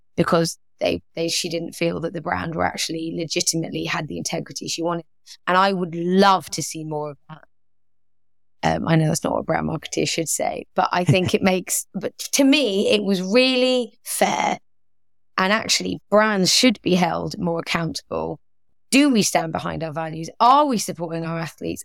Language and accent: English; London, United Kingdom; moved away as an adult; grew up in London, was very used to kind of being around lots of multicultural